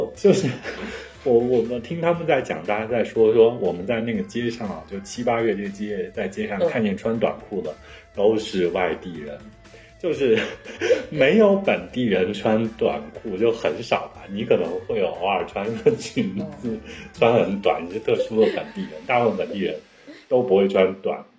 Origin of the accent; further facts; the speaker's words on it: Hanzhong, Shaanxi, China; also born or lived in Xi'an; now in Kunming, China; 包括我老家汉中那里啊